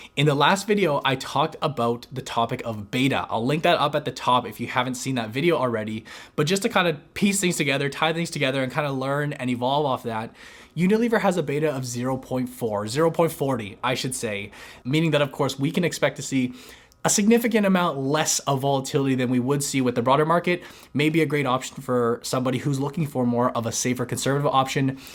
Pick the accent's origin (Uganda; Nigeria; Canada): Canada; as Canadian investors